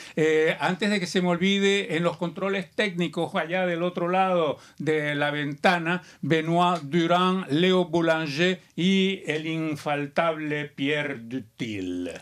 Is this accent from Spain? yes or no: no; Barranquilla, Atlántico, Colombia; now in Canada; Yo soy de Barranquilla, Colombia.